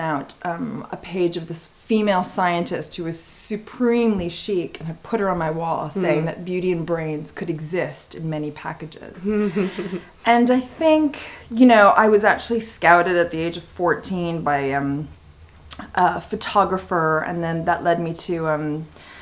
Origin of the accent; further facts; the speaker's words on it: Montreal, Quebec, Canada; now in London, United Kingdom; I did have the luck and destiny to grow up in the beautiful city of Montreal and in Canada